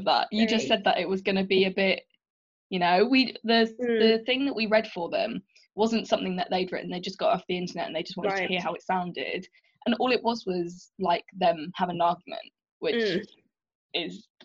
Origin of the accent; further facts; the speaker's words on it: March, East of England, United Kingdom; we grew up in March and I didn't really think of myself as Indian when I was growing up